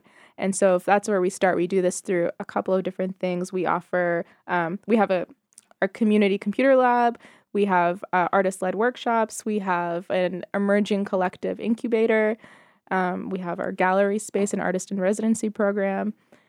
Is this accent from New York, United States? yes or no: no; Nevada, United States; Maybe. I'm so bad with following my home state.